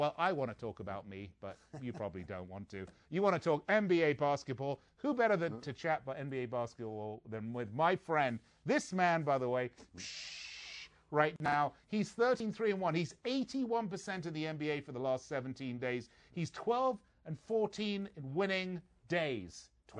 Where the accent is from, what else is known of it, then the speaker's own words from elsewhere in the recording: England, United Kingdom; G'day, I'm Australian. I'm not. I'm English.